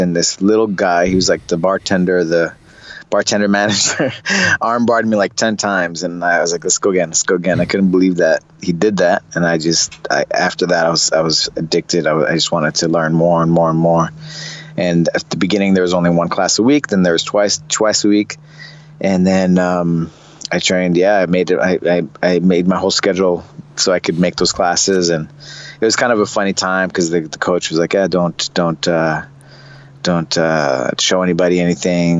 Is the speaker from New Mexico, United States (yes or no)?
yes; Santa Fe, New Mexico, United States; moved away as an adult; also born or lived in Rio de Janeiro, Brazil / Belo Horizonte, Brazil; I was just a kid from Santa Fe, New Mexico